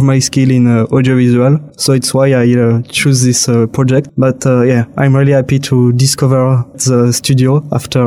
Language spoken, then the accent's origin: English; France; English is a second language; also born or lived in Grenoble; So I come from France. I live in Grenoble. It's a French city in the southeast side of the France